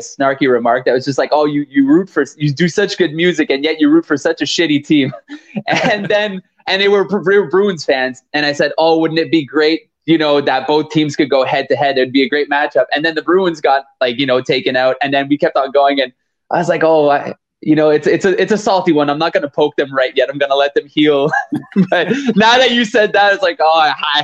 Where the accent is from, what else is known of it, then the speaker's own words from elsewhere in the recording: Montreal, Quebec, Canada; we're a band from Canada, from Montreal, Canada